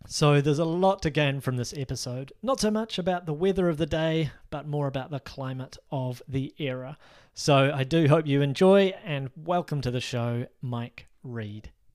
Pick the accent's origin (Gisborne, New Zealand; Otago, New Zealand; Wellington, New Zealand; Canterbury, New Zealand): Canterbury, New Zealand; Christchurch; Christchurch, my hometown